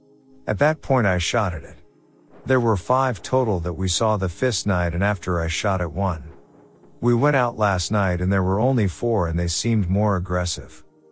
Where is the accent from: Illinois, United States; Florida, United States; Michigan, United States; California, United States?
Michigan, United States; Vandercook Lake; So, I grew up in Vandercook Lake, Michigan, and I lived in a small trailer park about 2 miles from 127 Highway.